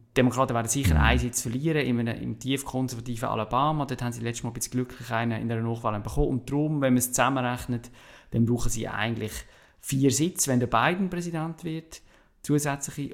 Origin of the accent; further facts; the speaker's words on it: Switzerland; also born or lived in Basel-Stadt; als Schweizer